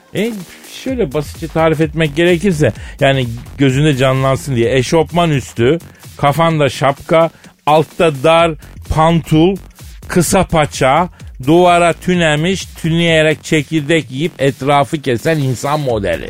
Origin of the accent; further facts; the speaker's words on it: Turkey; Türküz kardeşim biz